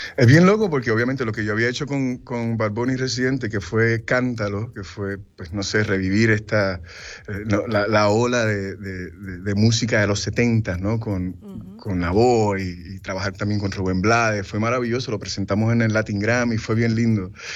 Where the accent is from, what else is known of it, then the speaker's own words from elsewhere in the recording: Puerto Rico; now in United States; Yo soy puertorriqueño hasta en la luna. Y toda mi familia vive en Puerto Rico. Yo me fui de Puerto Rico porque la carrera me lo exigió.